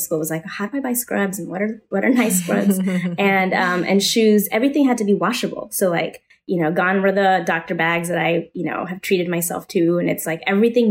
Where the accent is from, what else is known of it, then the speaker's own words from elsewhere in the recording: Kansas City, United States; moved away as an adult; now in New York, United States; I've been in New York for, I don't know, 20 years, a long time, but I'm from Kansas City